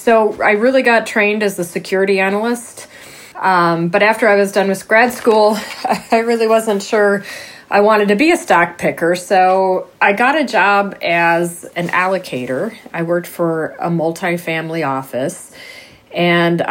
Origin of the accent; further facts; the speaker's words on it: Racine, Wisconsin, United States; moved away as an adult; also born or lived in Madison, Wisconsin; now in Chicago, United States; Where I am from, Racine, Wisconsin. So that is a town right on Lake Michigan, about halfway between Chicago and Milwaukee. I grew up there.